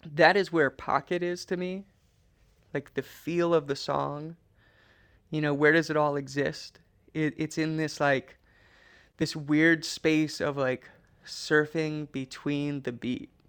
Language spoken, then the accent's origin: English; Trapper Creek, Alaska, United States; moved away; we lived in a cabin in Trapper Creek